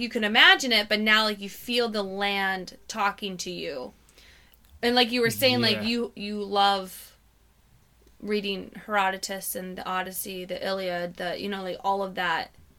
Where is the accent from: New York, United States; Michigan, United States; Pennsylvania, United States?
Michigan, United States; it'd be the Michigan, yeah. United States, not yeah. I'm an American.